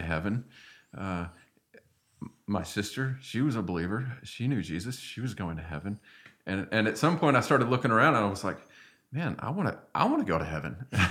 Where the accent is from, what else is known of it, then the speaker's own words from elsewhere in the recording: Arkansas, United States; moved away; I'm from Arkansas